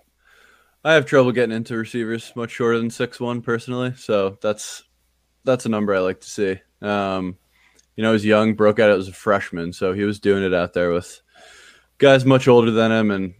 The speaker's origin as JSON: {"language": "English", "region": "New Jersey", "country": "United States", "said": "I'm from New Jersey, big Jets fan."}